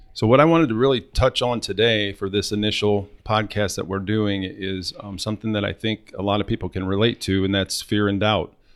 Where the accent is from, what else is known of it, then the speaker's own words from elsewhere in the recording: Northwest Ohio, United States; Born and raised in Northwest Ohio